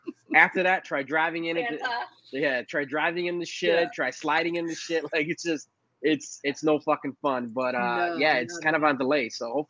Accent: Chicago, Illinois, United States; also born or lived in Puerto Rico; So my parents are both from Puerto Rico, born and raised there. I actually spent about a year and a half of my life, right? I was born in downtown Chicago or in the city. And then we moved out there for a year and a half. And then my parents came back.

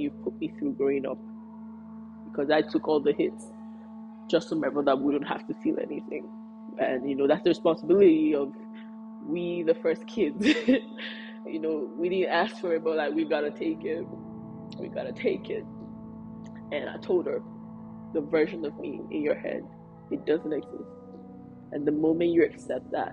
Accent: Nigeria; being Nigerian is hard enough. Being a Nigerian firstborn is even harder, especially if you're a girl and you're Yoruba

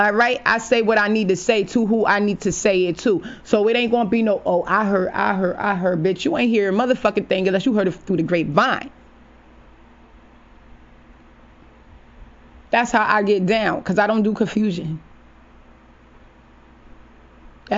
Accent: New Haven, Connecticut, United States; my hometown, the 203 New Haven, Connecticut

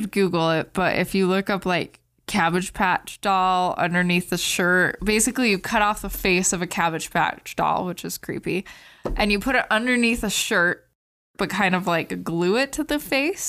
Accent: Hurricane, Utah, United States

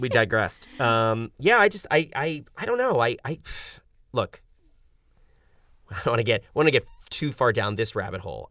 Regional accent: New York City, New York, United States; moved away as an adult; now in Los Angeles, United States; Lived in apartments my whole life growing up in New York City

